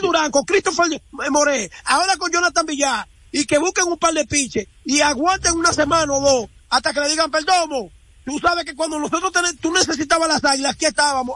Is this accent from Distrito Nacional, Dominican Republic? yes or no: no; La Vega, Dominican Republic; nosotros los veganos